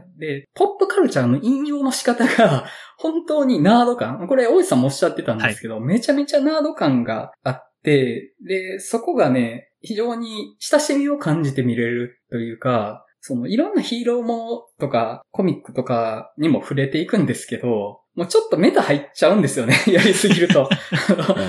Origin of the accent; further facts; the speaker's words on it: Awaji Island, Hyogo, Japan; 僕の地元の淡路島のスモトリオンって映画館